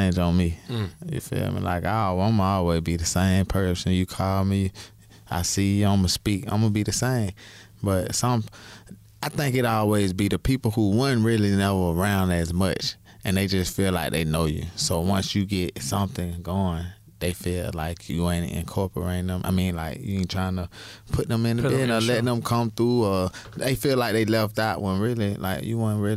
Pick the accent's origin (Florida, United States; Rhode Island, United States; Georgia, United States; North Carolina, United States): Georgia, United States; Atlanta; I'm from Summer Hill. That's in Atlanta, Georgia, right down the street from Turner Field